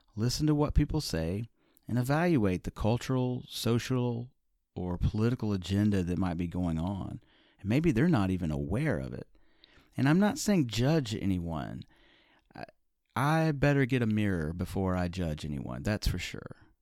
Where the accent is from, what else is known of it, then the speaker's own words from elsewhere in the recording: Birmingham, Alabama, United States; Growing up in the Deep South in Birmingham, Alabama